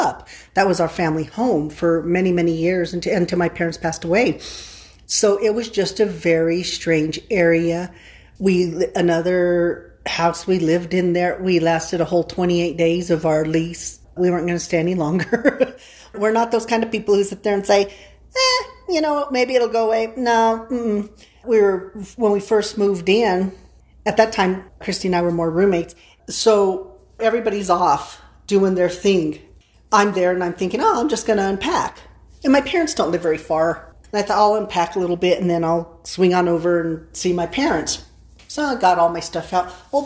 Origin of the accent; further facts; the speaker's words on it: San Luis Valley, Colorado, United States; I'm from the San Luis Valley